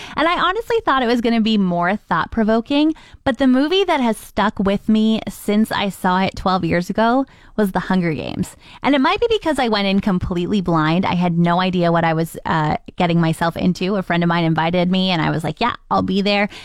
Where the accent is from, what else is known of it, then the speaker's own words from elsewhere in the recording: Ontario, Canada; now in Fort McMurray, Canada; I'm from Ontario